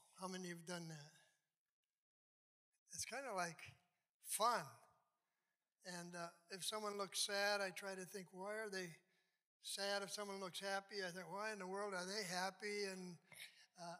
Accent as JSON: {"language": "English", "town": "St. James", "region": "Minnesota", "country": "United States", "tie": "born or raised there", "also_born_or_lived": "Farmington, Minnesota / Hibbing, Minnesota / Bloomington, Minnesota", "lives_now": "Lakeville, United States", "said": "I was born in Farmington, Minnesota, lived there for 7 years. Then we moved to St. James. That was great."}